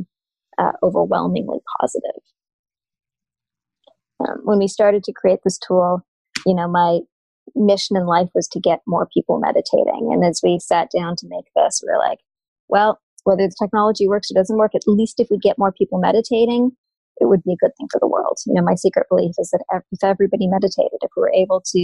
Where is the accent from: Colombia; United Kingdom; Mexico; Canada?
Canada; I'm Canadian